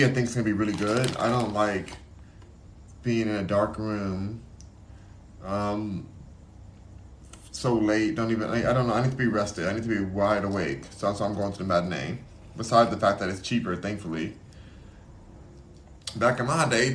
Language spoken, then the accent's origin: English; Los Angeles, California, United States; I'm from Los Angeles.